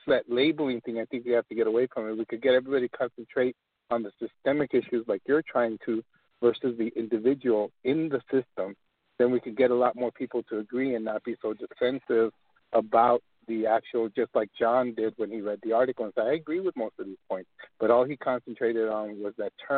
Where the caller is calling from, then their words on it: El Paso, Texas, United States; I'm calling from El Paso, Texas